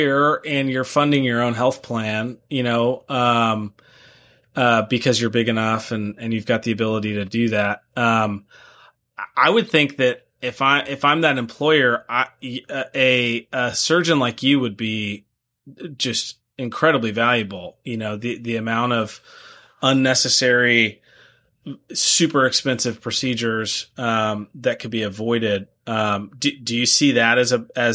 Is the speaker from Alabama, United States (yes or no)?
yes; Huntsville, Alabama, United States; I just ran a family business workshop here in my hometown here, Huntsville, Alabama